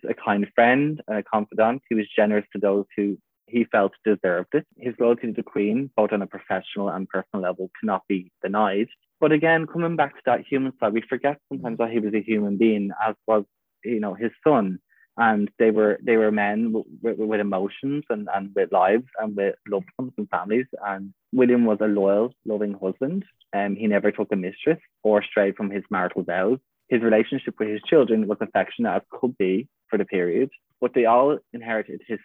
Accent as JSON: {"language": "English", "town": "Wicklow", "region": "Leinster", "country": "Ireland", "tie": "born or raised there", "moved": "yes", "lives_now": "Dublin, Ireland", "said": "I live in Dublin, but I'm actually from a town called Wicklow"}